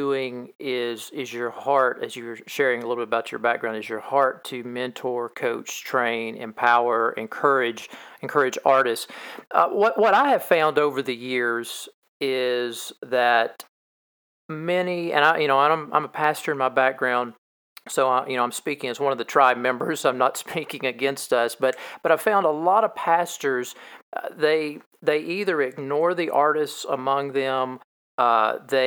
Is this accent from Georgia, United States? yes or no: no; Kentucky, United States; I am from Kentucky